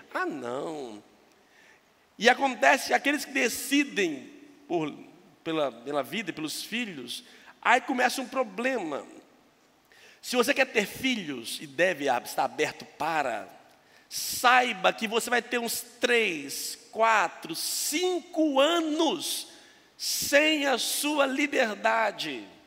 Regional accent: Minas Gerais, Brazil; moved away; Eu sou mineiro

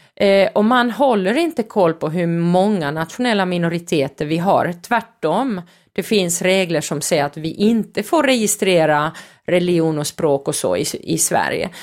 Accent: Finland; när jag växte upp i Finland

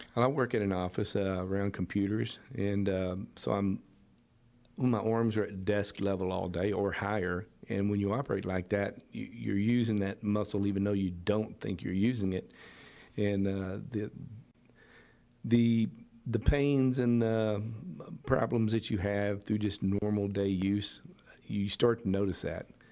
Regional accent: Pasadena, United States; I come from Pasadena, was raised in the area

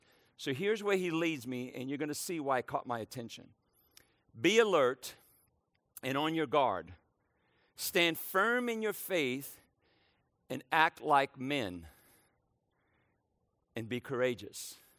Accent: New Orleans, Louisiana, United States; also born or lived in Brooklyn, New York; It's a port city, kind of like where I grew up in New Orleans, Louisiana. It's a port city where I was born in Brooklyn, New York, another port city. My dad was a seaman. He worked on the docks. So we moved from port to port.

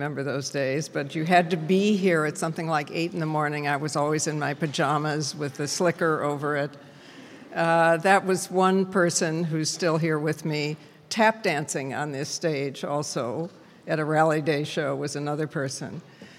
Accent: Toledo, Ohio, United States; I come from Toledo

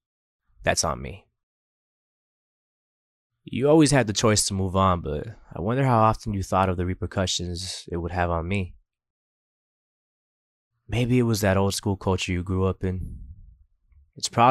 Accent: Coral Gables, Florida, United States; I grew up in Coral Gables behind Douglas Park

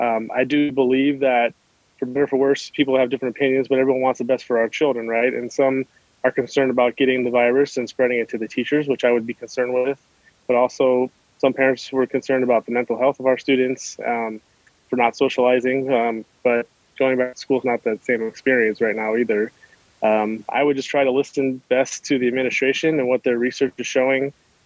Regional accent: Chicago, Illinois, United States; also born or lived in California; And I came from California, also originally from Chicago, lived in the inner city.

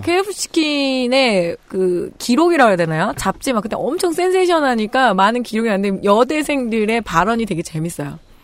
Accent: Chungju, North Chungcheong, South Korea; moved away; 제가 충북 충주 출신인데 우리 집이 그때 아빠가 팔고 왔을 때 되게 큰 집이었거든요

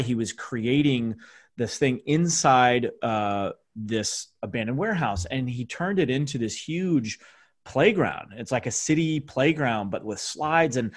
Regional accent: St. Louis, Missouri, United States; I'm from St. Louis

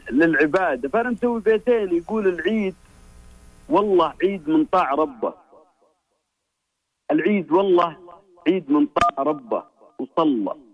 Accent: Medina, Medina Province, Saudi Arabia; من المدينة

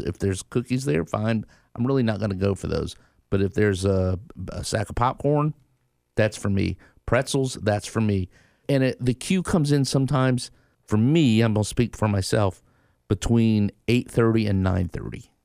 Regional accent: Tallahassee, Florida, United States; I grew up in Tallahassee from the South

